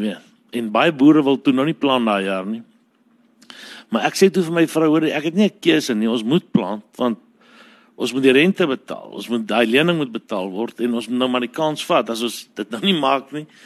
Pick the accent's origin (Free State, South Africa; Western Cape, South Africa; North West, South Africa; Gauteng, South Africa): Free State, South Africa; Parys; ons het in Parys groot geword, eintlik hier by Douwer op 'n plaas